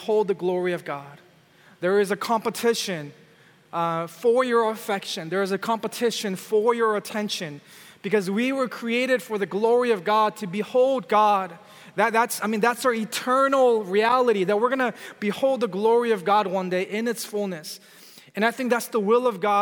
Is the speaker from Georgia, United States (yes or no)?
no; California, United States; I'm from California